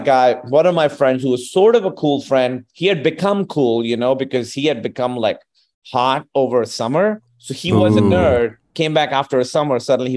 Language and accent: English; Pakistan; accent: Pakistani; moved away as an adult; also born or lived in Chicago, United States; I always was bilingual, but I had a thicker accent, a thicker Pakistani accent.